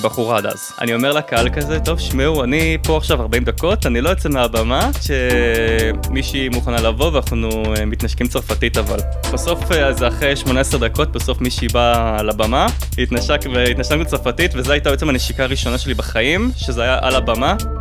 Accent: Israel; moved away as an adult; also born or lived in France; אני ועוד שני ישראלים

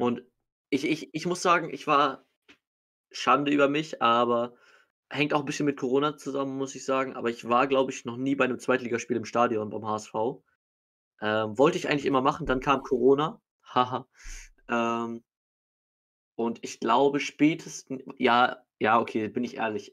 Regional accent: Hamburg, Germany; als Hamburger bin ich jetzt ganz froh

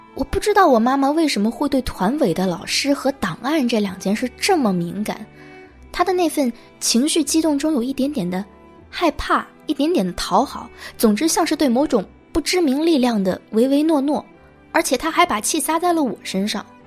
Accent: China; moved away as an adult; also born or lived in United States; 我们中国人

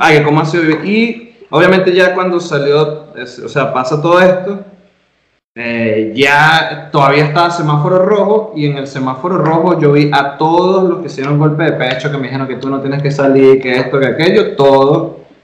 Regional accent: Venezuela; now in Mexico; yo como venezolano

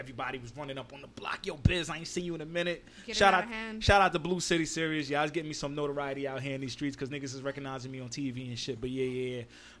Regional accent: New York City, New York, United States; born or raised there

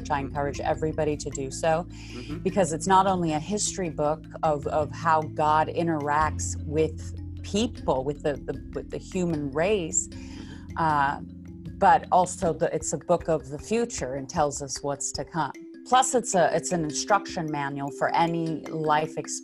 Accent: South Africa; now in Beverly Hills, United States; So I'm actually originally from South Africa, but I do live in the United States, currently in Beverly Hills, California, or Los Angeles.

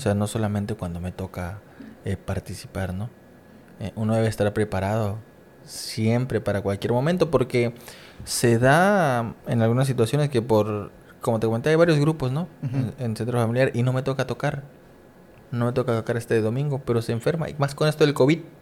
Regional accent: Coatzacoalcos, Veracruz, Mexico; moved away as an adult; now in Campeche, Mexico; estar en otra ciudad que no es mi ciudad natal. Para los que no saben, soy de Coaxacualcos, Veracruz.

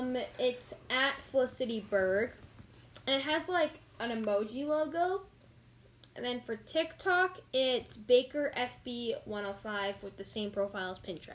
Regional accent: Canada; In Canada, we don't have Target.

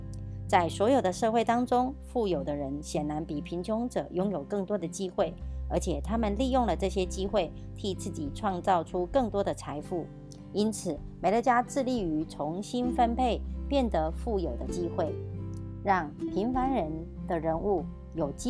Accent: Miaoli County, Taiwan

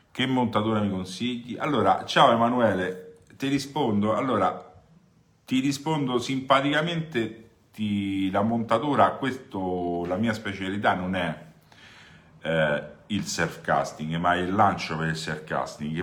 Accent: Rome, Lazio, Italy; da romano

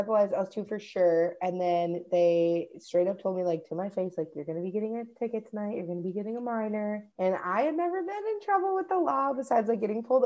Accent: Minnesota, United States; I'm from Minnesota

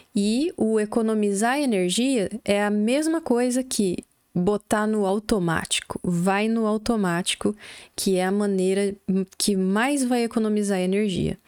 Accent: Brazil; first language Portuguese; Já morando do Brasil, nós somos brasileiros

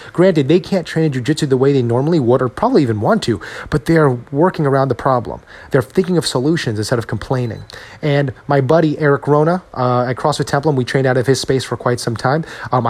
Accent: Edison, New Jersey, United States; my hometown, Edison, New Jersey

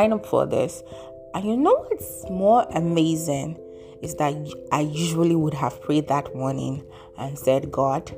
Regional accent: Nigeria; my home country, Nigeria

